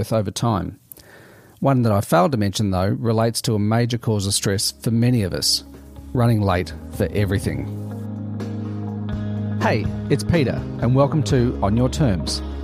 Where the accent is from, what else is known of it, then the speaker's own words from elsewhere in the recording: Melbourne, Victoria, Australia; my hometown of Melbourne, in Australia